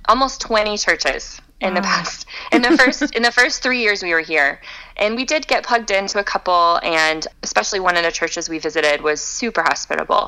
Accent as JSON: {"language": "English", "town": "Tampa", "region": "Florida", "country": "United States", "tie": "born or raised there", "also_born_or_lived": "China / Chicago", "moved": "yes", "lives_now": "Fort Collins, United States", "said": "I grew up in Tampa"}